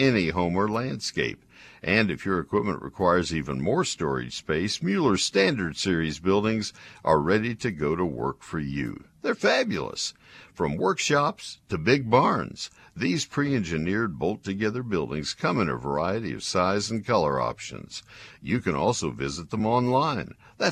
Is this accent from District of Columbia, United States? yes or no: no; Bryan, Texas, United States; my hometown of Bryan College Station